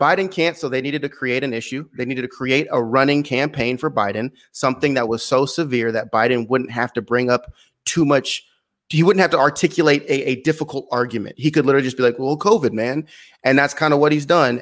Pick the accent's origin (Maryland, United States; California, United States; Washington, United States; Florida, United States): California, United States; San Luis Obispo; moved away as an adult; also born or lived in Glendale, California; was raised on the Central Coast of California, San Luis Obispo, um, a coastal, a coastal city